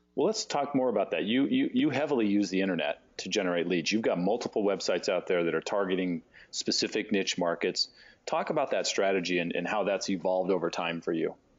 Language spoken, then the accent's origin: English; San Diego, California, United States; I grew up in California and San Diego